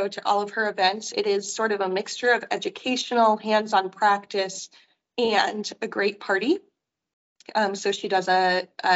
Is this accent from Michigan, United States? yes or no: yes; Michigan, United States; moved away; I grew up in Michigan